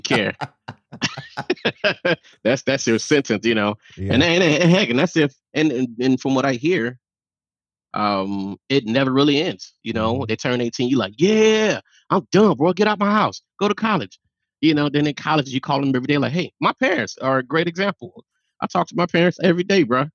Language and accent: English; Miami, Florida, United States; growing up in Miami